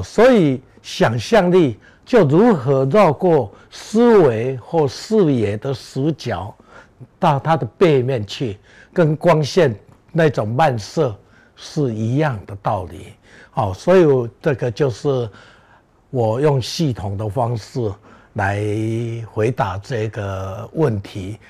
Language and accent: Chinese; Beigang, Yunlin County, Taiwan; moved away; 我能活在北港这个家乡